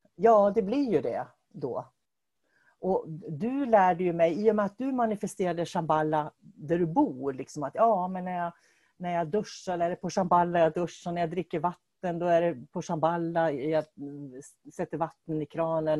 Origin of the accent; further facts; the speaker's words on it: Norrbotten County, Sweden; vi är ju båda från Norrland och jag kommer ju från Norrbotten också